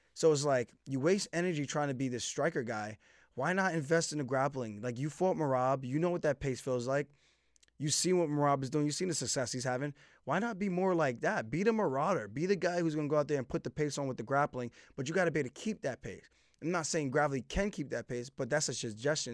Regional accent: Uniondale, New York, United States; We're both from Uniondale, New York. Grew up there

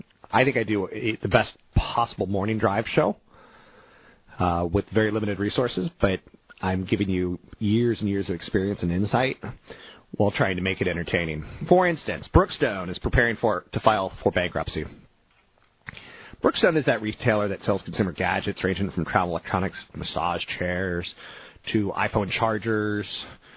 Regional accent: East Coast, United States; also born or lived in overseas; I grew up on the East Coast in various locations and overseas.

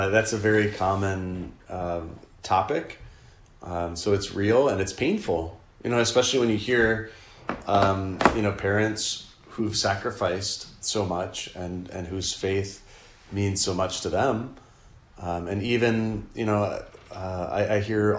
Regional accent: Delaware, United States; now in California, United States; I grew up on the East Coast in Delaware

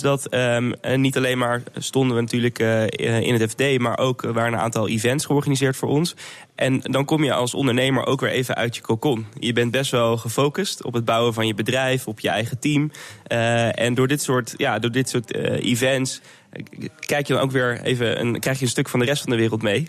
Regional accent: Netherlands; als Nederlander

